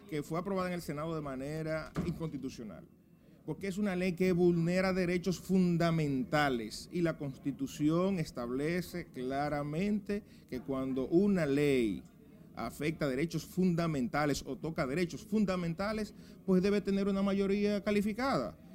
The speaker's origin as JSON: {"language": "Spanish", "country": "Dominican Republic", "said": "Estamos cansados, somos los dominicanos."}